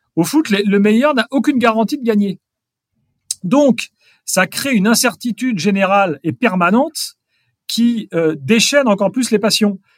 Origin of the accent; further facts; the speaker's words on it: Strasbourg, Grand Est, France; moved away; je suis strasbourgeois. Je vais régulièrement à Strasbourg parce que c'est mon club.